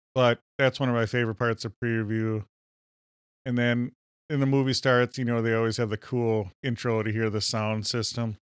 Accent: Minnesota, United States; accent: Minnesota; We're from Minnesota

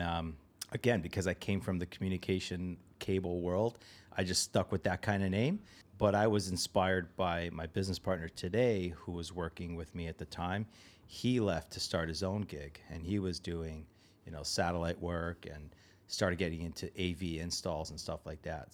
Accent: Toronto, Ontario, Canada; a place nearby where I grew up in Toronto.

